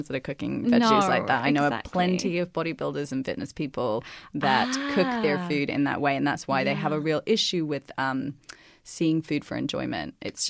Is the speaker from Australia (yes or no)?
yes; Australia; accent: Aussie; Okay, so I will say that the less pants, more plants in my Aussie accent.